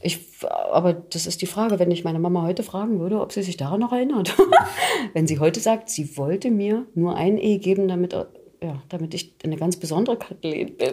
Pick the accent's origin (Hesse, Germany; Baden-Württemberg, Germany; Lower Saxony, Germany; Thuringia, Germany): Thuringia, Germany; accent: Thuringian; moved away